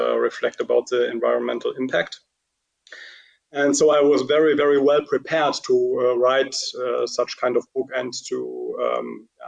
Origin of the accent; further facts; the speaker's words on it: Cologne, North Rhine-Westphalia, Germany; English is a second language; my hometown in Cologne